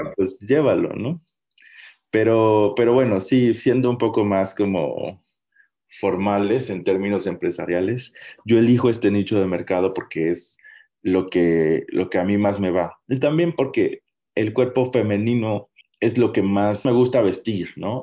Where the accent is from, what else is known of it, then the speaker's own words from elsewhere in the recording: Mexico; como mexicanos